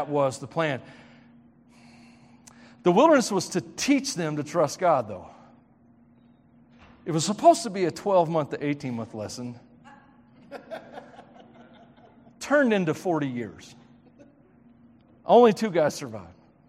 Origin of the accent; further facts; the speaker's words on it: Tennessee, United States; It's a Tennessee thing. Steals, kills, and destroys, y'all. Sorry. Sorry. If you knew what my true accent was, you would not be able to understand me.